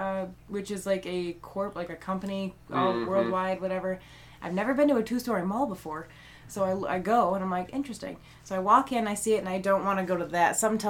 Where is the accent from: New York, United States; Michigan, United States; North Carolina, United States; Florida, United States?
Michigan, United States; moved away as an adult; now in Augusta, United States; I'm from Michigan.